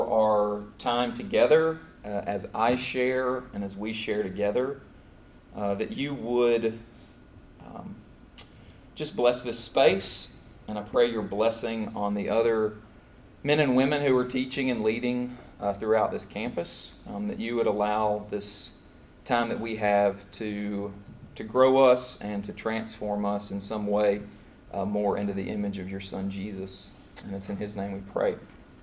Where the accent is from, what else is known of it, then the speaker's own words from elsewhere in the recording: Clarksville, Tennessee, United States; also born or lived in Brisbane, Australia / Abilene, Texas / Lebanon, Tennessee; Tennessee's home for me. I grew up there in Clarksville, Tennessee